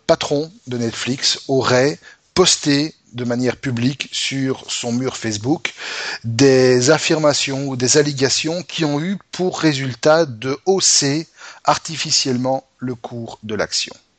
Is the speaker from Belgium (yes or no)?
yes; Belgium; chez nous en Belgique